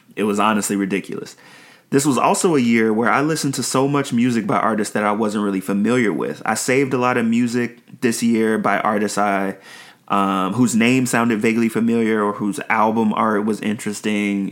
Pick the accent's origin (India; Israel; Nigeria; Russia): Nigeria; me being Nigerian